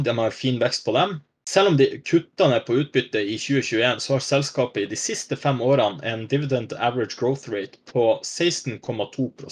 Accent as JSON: {"language": "Norwegian", "town": "Vadsø", "region": "Finnmark", "country": "Norway", "tie": "born or raised there", "said": "jeg vokste opp i Vadsø"}